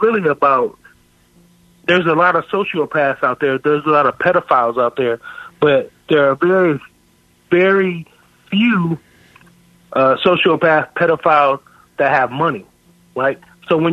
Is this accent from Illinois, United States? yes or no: no; Michigan, United States; I'm from Michigan